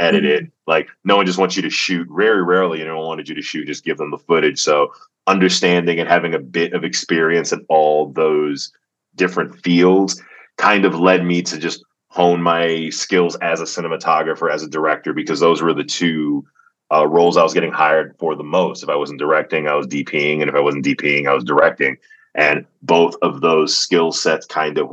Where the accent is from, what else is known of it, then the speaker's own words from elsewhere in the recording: Atlanta, Georgia, United States; I grew up in the South. I grew up in Atlanta, Georgia